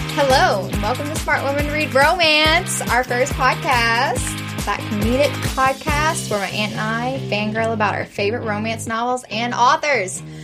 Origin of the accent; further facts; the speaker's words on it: St. Martinville, Louisiana, United States; accent: Cajun; also born or lived in New Iberia; I grew up in Cajun country, St. Martinville, New Iberia. I have the, you know, that Acadian blood in me